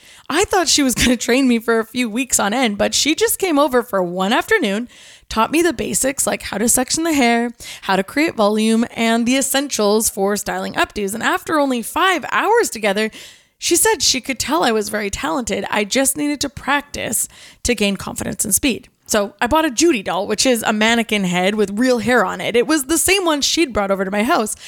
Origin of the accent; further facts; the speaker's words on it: Kelowna, British Columbia, Canada; Growing up in Kelowna, especially as someone who was raised in the church